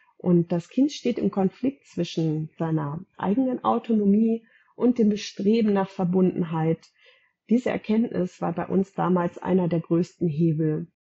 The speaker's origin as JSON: {"language": "German", "town": "Gütersloh", "region": "North Rhine-Westphalia", "country": "Germany", "said": "Ich komme aus Gütersloh"}